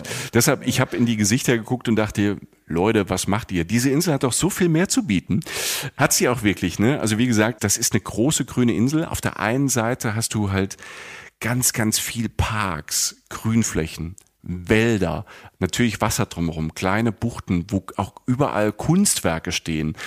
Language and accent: German; Germany; bei uns in Deutschland